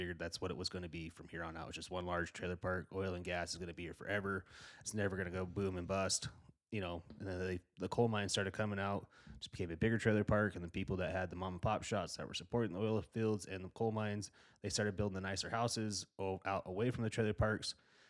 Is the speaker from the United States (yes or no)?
yes; Gillette, Wyoming, United States; But like I said, I grew up in Gillette. I grew up in my dad owned a construction outfit, and I grew up in that welding shop, and I was raised by a lot of those guys.